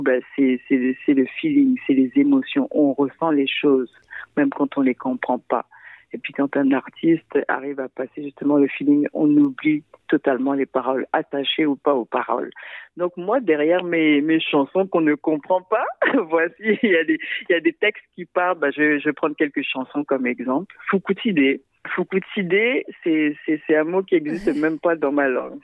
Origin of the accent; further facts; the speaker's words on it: Central African Republic; now in Montreal, Canada; je viens de la République centrafricaine